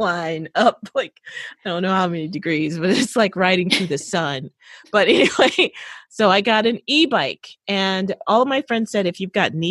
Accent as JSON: {"language": "English", "town": "Chicago", "region": "Illinois", "country": "United States", "tie": "born or raised there", "said": "I was raised in Chicago"}